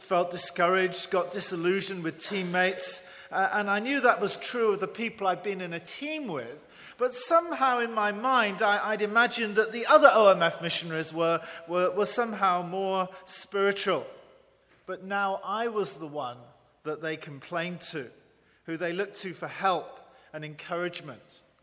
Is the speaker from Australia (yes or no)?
no; England, United Kingdom; moved away as an adult; also born or lived in Northern Ireland; now in Taiwan; an English Baptist